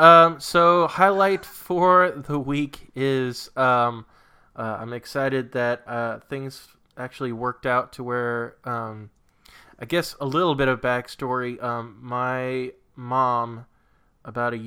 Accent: New England, United States; born or raised there; moved away

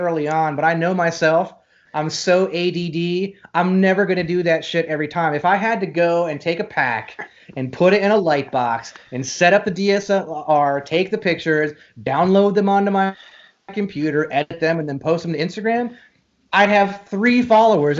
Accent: Shenandoah Valley, Virginia, United States; also born or lived in Texas; now in Dallas, United States; I'm from Virginia, and I grew up in Virginia and the Shenandoah Valley and the mountains

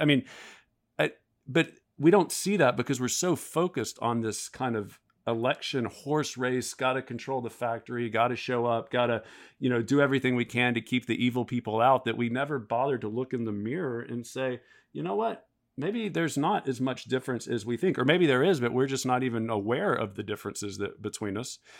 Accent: the South, United States; I'm from the South

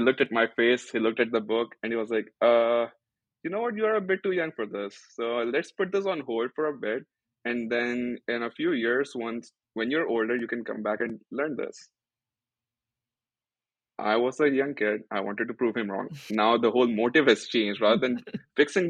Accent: Pakistan; moved away as an adult; now in United States; I am originally not from the US, I'm from Pakistan

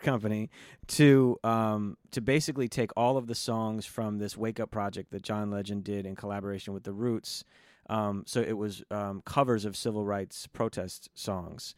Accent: Los Angeles, California, United States; growing up in Los Angeles

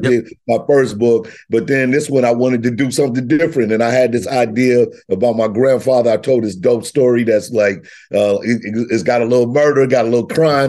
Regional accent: Missouri, United States; I'm from Missouri, so, you know, I both roll with the home state

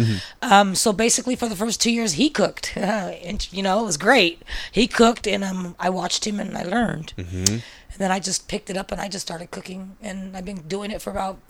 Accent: San Francisco, California, United States; me growing up in the Mission, I would always babysit.

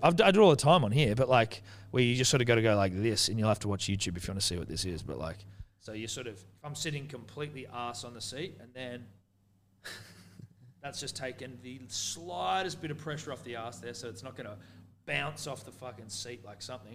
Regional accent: New Zealand; I'm Kiwi

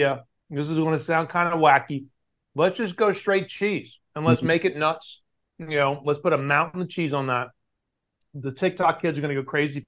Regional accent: the South, United States; you and I grew up in the South

